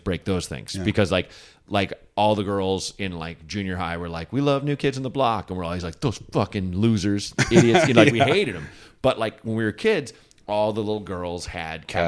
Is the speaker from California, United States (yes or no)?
no; Portland, Oregon, United States; moved away; also born or lived in Chicago; he's Zach and I grew up together in Portland, Oregon